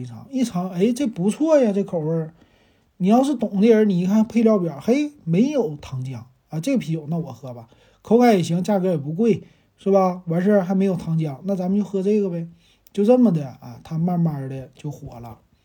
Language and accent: Chinese; Shenyang, Liaoning, China; 咱们沈阳人